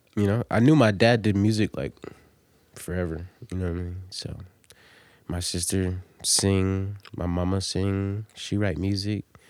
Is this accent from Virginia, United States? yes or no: yes; Norfolk, Virginia, United States; also born or lived in Delaware; I'm from Virginia, man. I'm from Norfolk. I was born in Norfolk